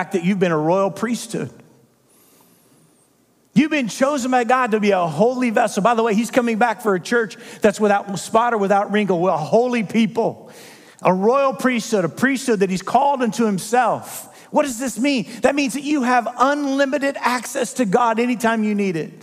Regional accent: Midwest, United States; I come from the Midwest

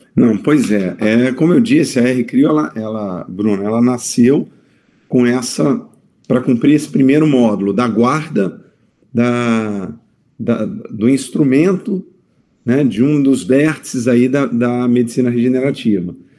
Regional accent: Vitória, Espírito Santo, Brazil; moved away as an adult; now in Campinas, Brazil; eu sou de Vitória, Espírito Santo, então eu tive que mudar a minha vida pra, pra Campinas

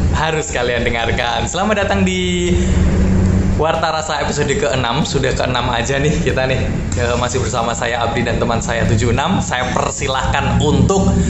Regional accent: Java, Indonesia; accent: Javanese; kita ngomong pakai bahasa Jawa tapi daripada, maksudnya Indonesia dengan logat Jawa

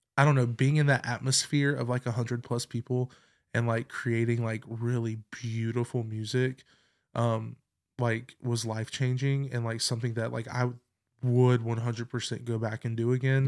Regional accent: Clover, South Carolina, United States; I grew up in Clover, South Carolina

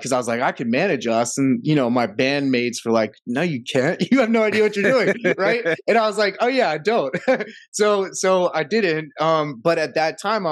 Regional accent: Georgia, United States; also born or lived in Athens, Georgia / Decatur, Georgia / Roswell, Georgia / Miami, Florida; I was born in Athens, Georgia.

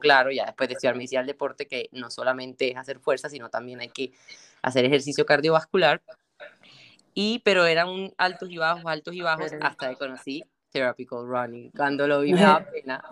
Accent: Colombia; moved away as an adult; also born or lived in Barranquilla, Colombia / Bogotá, Colombia; now in Spain; allá en Colombia, en en mi país, ahora que estoy por este lado

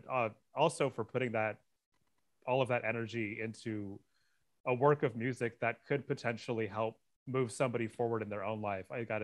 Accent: Northern California, United States; I grew up in Northern California

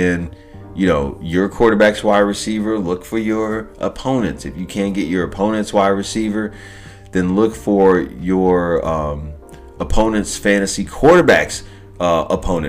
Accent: Chicago, Illinois, United States; now in Los Angeles, United States; I'm from Chicago. I'm living out of LA now, but I'm from Chicago

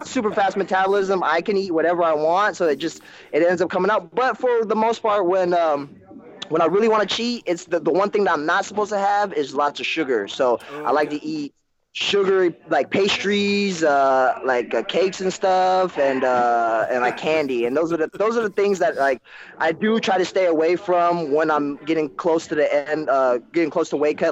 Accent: Bay Area, California, United States; growing up in the Bay Area as a kid

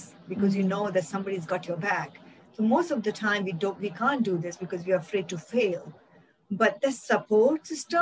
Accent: India; I grew up in India in a very small town

